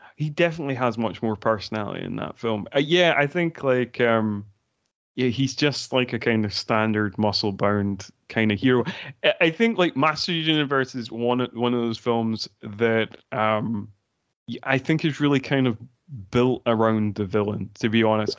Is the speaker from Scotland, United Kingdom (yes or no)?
yes; Scotland, United Kingdom; there were certain parts in Scotland, including my hometown